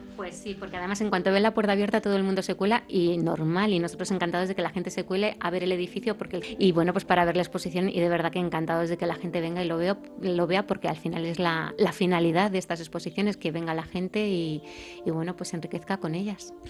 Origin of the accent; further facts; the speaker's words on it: Belmonte, Castilla-La Mancha, Spain; el castillo de mi pueblo